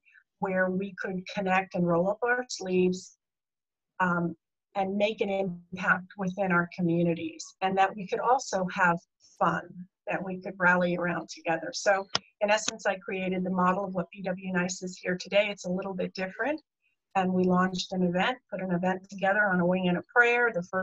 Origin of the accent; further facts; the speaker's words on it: New Jersey, United States; moved away; also born or lived in California; I am from New Jersey originally, my roots.